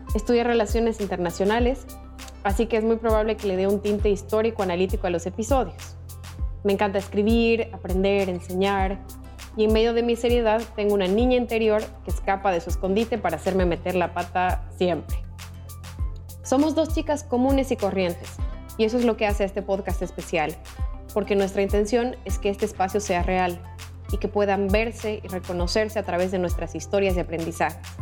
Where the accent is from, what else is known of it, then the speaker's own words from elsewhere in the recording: Sucre, Chuquisaca, Bolivia; nací en Sucre, Bolivia